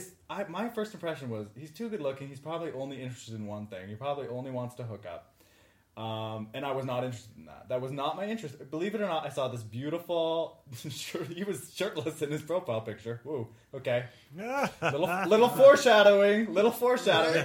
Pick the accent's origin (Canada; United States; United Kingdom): Canada; moved away; I'm Canadian, I lived on the other side of the border. I was living in Canada